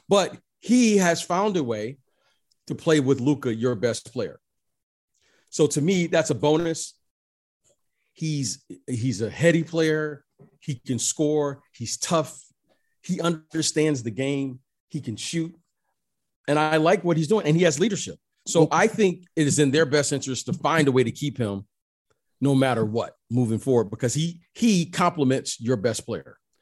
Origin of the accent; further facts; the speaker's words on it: Detroit, Michigan, United States; I grew up in Detroit.